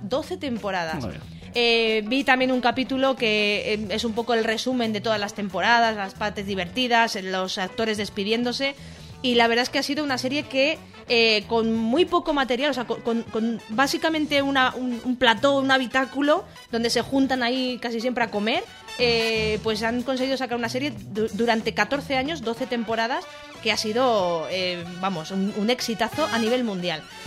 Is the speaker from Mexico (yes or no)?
no; Alicante, Valencian Community, Spain; yo nací en Alicante, capital